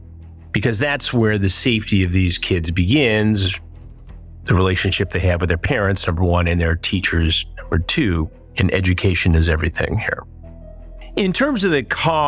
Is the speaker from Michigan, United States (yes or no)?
yes; Detroit, Michigan, United States; moved away; the Detroit area is my hometown, I am there a lot